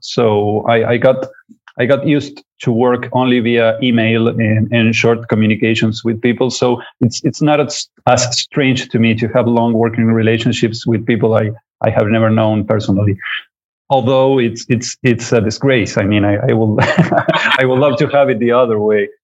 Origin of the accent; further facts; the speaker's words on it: Uruguay; I come from Uruguay in South America